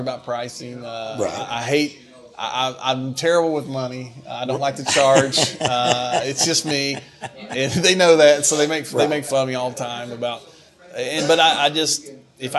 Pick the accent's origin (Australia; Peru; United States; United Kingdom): United States; Greene County, Kentucky; now in Ashland, United States; I'm from Greene County